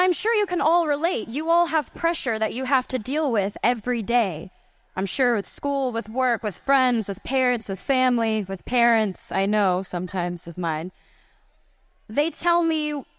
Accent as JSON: {"language": "English", "town": "Grand Prairie", "region": "Texas", "country": "United States", "said": "I'm from Grand Prairie, Texas"}